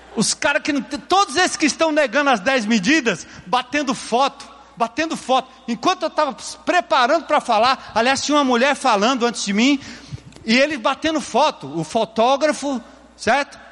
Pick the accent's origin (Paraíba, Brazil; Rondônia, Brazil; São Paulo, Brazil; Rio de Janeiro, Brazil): São Paulo, Brazil; eu nasci ali, no bairro de Tucuruvi, num bairro distante, rua de terra, casinha pequena, simples